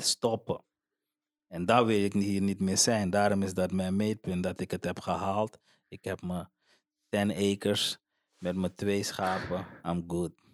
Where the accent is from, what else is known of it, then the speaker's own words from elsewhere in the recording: Suriname; now in Netherlands; ik ga terug naar, naar, naar waar ik vandaan kom man. Ik ben blij met Suriname